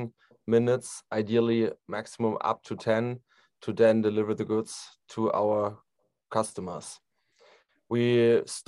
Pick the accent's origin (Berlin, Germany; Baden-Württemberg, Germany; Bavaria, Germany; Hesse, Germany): Hesse, Germany; Frankfurt; I'm also from Frankfurt am Main